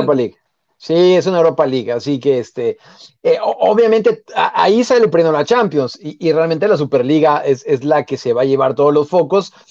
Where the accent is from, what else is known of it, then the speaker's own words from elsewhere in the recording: Mexico; nosotros como mexicanos